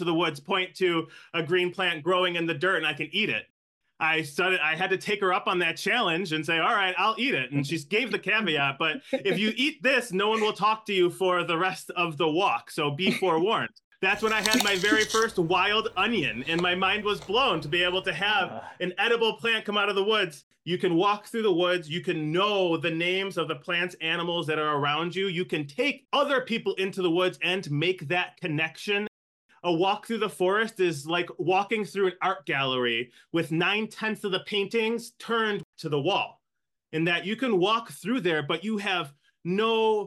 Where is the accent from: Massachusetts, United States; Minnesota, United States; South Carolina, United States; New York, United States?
New York, United States; Buffalo; also born or lived in Cheektowaga, New York; I am born and raised in Buffalo